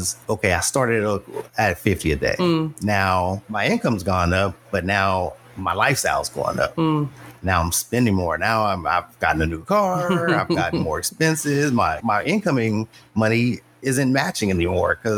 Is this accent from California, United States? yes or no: yes; Los Angeles, California, United States; I grew up in Los Angeles.